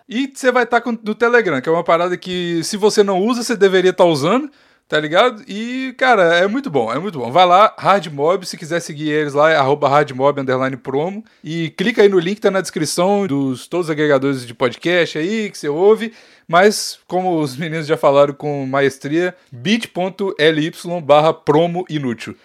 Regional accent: interior of Minas Gerais, Brazil; Eu sou quase goiano. Eu sou, eu sou de, eu, o interior de Minas

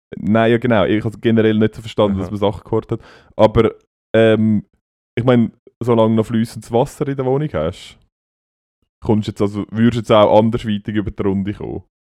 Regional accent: Switzerland; bei uns in der Schweiz

